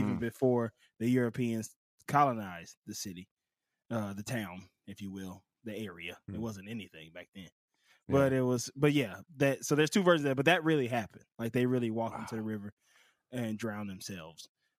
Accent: Pascagoula, Mississippi, United States; This is my hometown. I'm from Pascagoula, Mississippi.

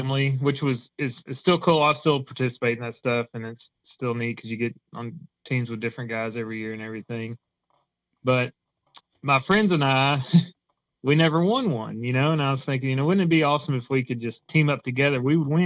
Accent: Tennessee, United States; moved away as an adult; now in Indiana, United States; I'm originally from Tennessee. I'll be a Tennessee until I die. And we moved up to Indiana

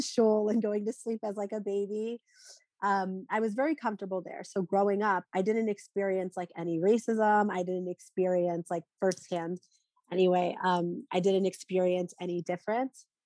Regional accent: North Carolina, United States; now in Philadelphia, United States; I grew up in North Carolina, I'm now living in Philadelphia

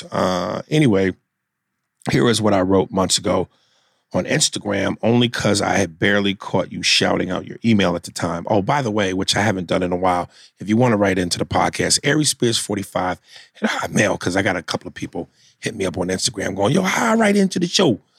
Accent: Mississippi, United States; I'm from Mississippi.

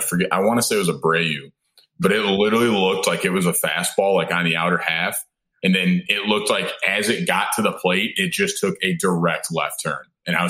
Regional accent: Michigan, United States; I'm from Michigan.

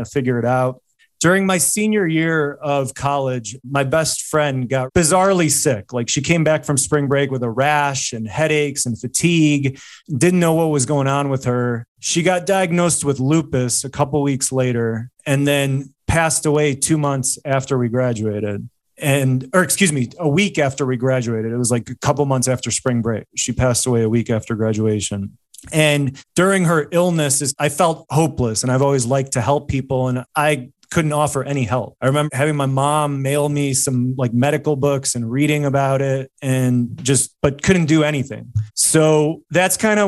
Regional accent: Chicago, Illinois, United States; living and growing up in Chicago

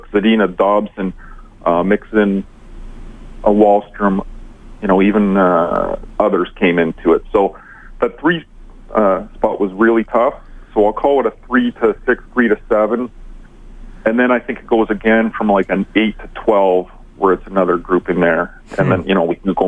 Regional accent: Montreal, Quebec, Canada; I was born and raised in Montreal

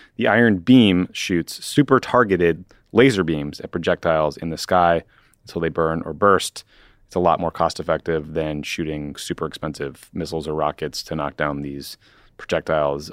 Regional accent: United States; as an American

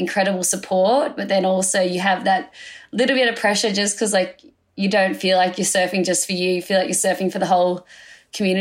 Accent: Sydney, New South Wales, Australia; I grew up here in Narrabeen, joined the Board Riders Club when I started surfing when I was 9

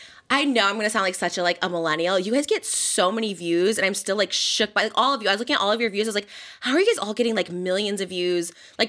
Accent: Illinois, United States; I'm from Illinois

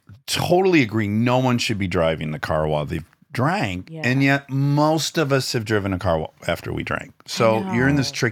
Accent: Detroit, Michigan, United States; now in Los Angeles, United States; I'm from Detroit

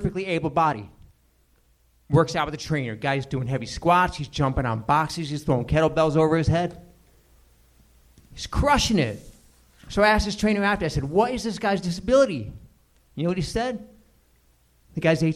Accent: Connecticut, United States; I have an accent, but I'm from Connecticut

